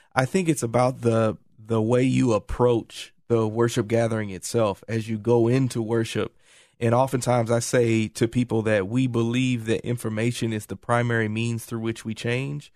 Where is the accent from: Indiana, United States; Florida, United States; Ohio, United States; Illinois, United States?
Indiana, United States; moved away; I'm originally from Indiana